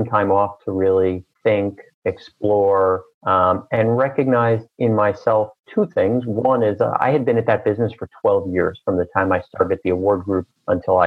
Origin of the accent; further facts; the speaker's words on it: New York City, New York, United States; I was born and raised in Queens, New York, in a very loving middle-class family